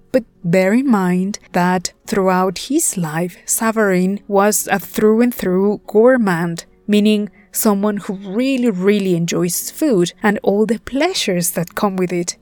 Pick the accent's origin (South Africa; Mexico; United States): Mexico; Puebla; here in my hometown of Puebla, Mexico